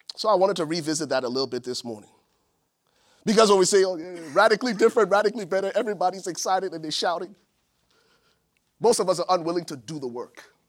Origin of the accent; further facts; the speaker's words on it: Buchanan, Grand Bassa County, Liberia; now in United States; my hometown in Buchanan, Liberia